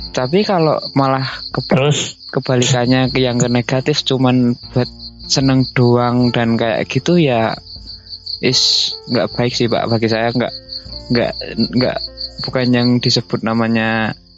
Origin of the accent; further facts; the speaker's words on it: Gunungkidul, Special Region of Yogyakarta, Indonesia; saya orang yang Jogja lantai 2 alias Gunung Kidul ya